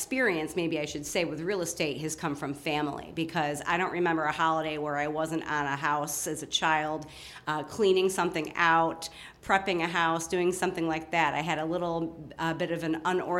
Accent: Batavia, New York, United States; I am born and raised in Batavia, New York. So I'm a native Western New Yorker and very proud of it

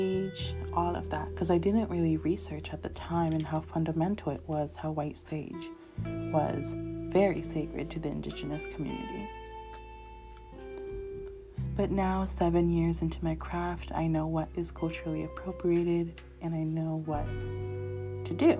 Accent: Northern California, United States; born or raised there; also born or lived in Los Angeles, California

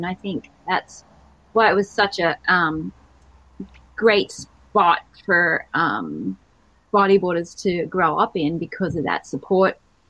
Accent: Port Macquarie, New South Wales, Australia; So growing up in Port Macquarie, he would bodyboard and, you know, the big bodyboard crew down in Port.

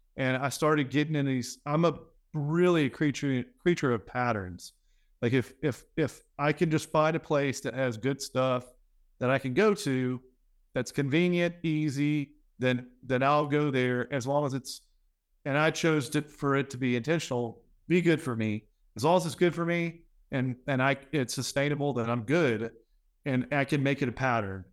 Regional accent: Louisiana, United States; I'm from Louisiana

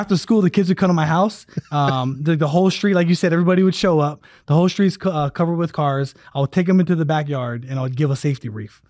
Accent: Hawaii, United States; moved away; also born or lived in Alabama; when I was growing up in Hawaii

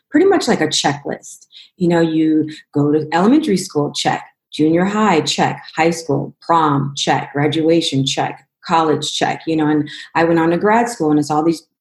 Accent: Los Angeles, California, United States; also born or lived in Cleveland, Ohio / Denver, Colorado; I'm originally from Cleveland, Ohio, where I lived till I was six years old, but I grew up predominantly in Los Angeles and Denver

